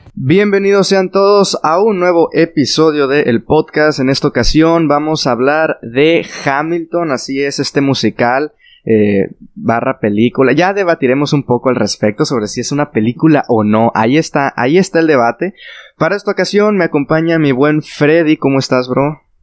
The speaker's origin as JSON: {"language": "Spanish", "country": "Mexico", "said": "los tres somos de México y los que vivimos por acá"}